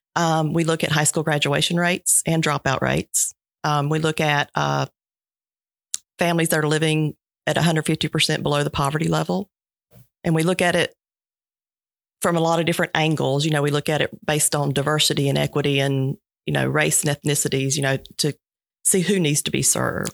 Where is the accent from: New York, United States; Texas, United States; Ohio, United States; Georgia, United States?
Georgia, United States; Sylvester; I grew up in Sylvester, uh, youngest of three kids, single parent home